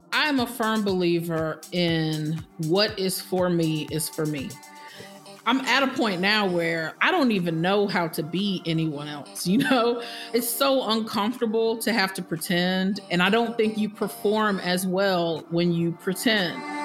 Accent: Florida, United States; moved away as an adult; also born or lived in Birmingham, Alabama; I'm from Florida

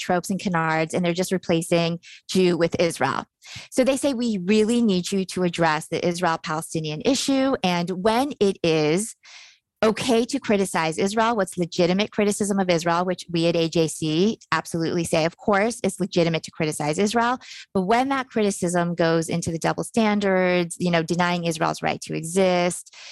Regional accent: Iran; moved away; I was born in Iran. My family had to escape Iran because of the Islamic Revolution. And we escaped in 1978

